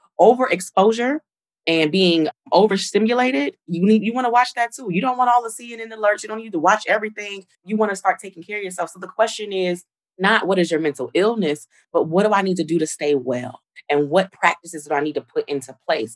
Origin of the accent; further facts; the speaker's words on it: New Jersey, United States; I'm from Jersey